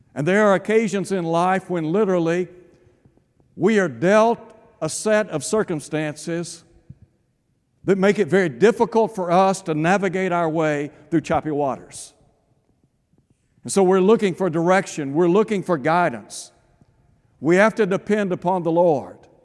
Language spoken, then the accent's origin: English; East Tennessee, United States; I had the privilege of growing up in East Tennessee